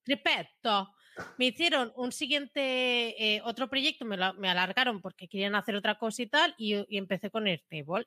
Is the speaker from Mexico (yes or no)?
no; Premià de Mar, Catalonia, Spain; yo soy, de Premia